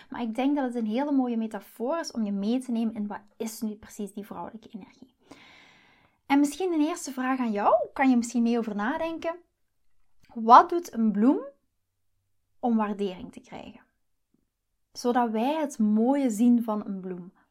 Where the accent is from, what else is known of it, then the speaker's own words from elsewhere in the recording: Belgium; now in Netherlands; dus ik moet me een beetje aanpassen als Belg hier in, eh, in Nederland.